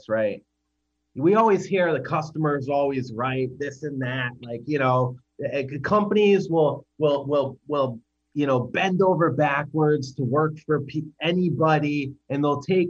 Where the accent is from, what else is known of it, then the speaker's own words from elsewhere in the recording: United States; I'm an American